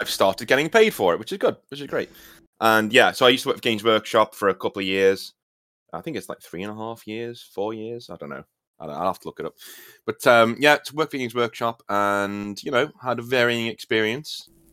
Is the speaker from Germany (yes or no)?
no; United Kingdom; being British